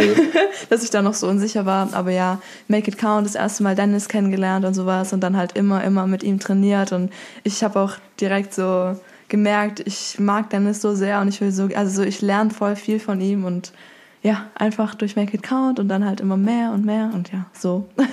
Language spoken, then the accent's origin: German; Stuttgart, Baden-Württemberg, Germany; Ich komme aus Stuttgart